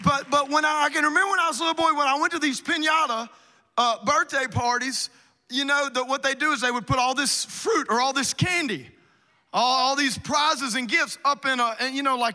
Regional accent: South Louisiana, United States; moved away; I'm originally from South Louisiana, like Cajun

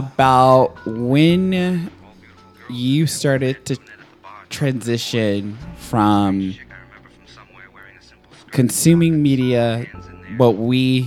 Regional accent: Nashville, Tennessee, United States; moved away; also born or lived in Chicago; I was raised in Nashville

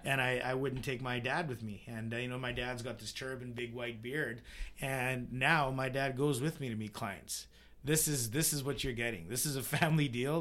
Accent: Vernon, British Columbia, Canada; growing up in Vernon

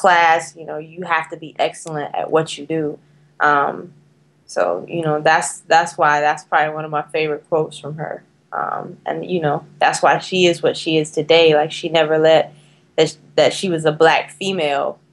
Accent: North Carolina, United States; if I was not from North Carolina

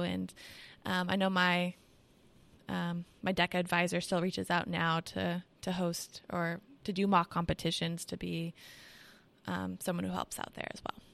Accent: Washington, United States; I'm from Washington State

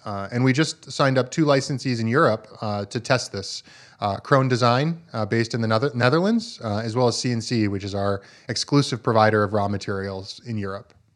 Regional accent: Vermont, United States; I grew up farming in Vermont, uh, on a small four-season farm

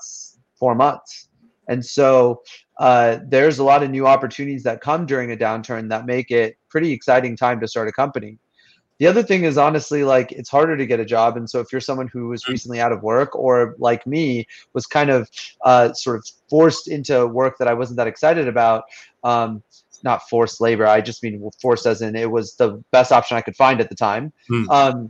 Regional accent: Fremont, California, United States; moved away as an adult; now in Oxford, United Kingdom; I grew up in Fremont

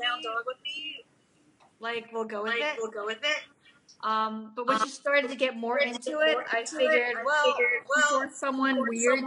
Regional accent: New Jersey, United States; also born or lived in Korea; I'm a mom from New Jersey

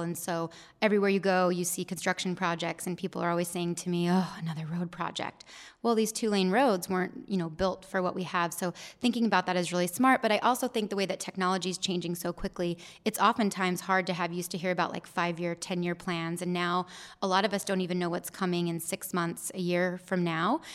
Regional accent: Gilbert, Arizona, United States; I grew up in Gilbert.

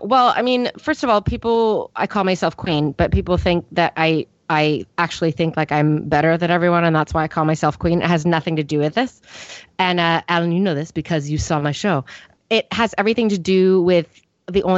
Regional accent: Northern California, United States; I grew up in Northern California, and I grew up on a cattle ranch.

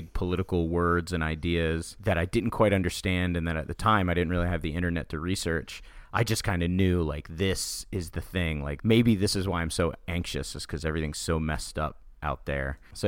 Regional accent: Daytona Beach, Florida, United States; I grew up in Daytona Beach, Florida, which is a very interesting place to grow up

